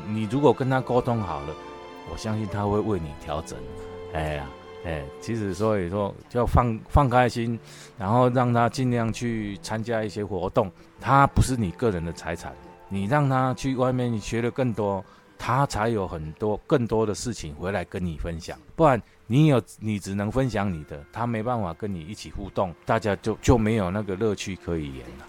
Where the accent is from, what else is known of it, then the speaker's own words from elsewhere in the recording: Taiwan; 他毕竟不是我们台湾长大的人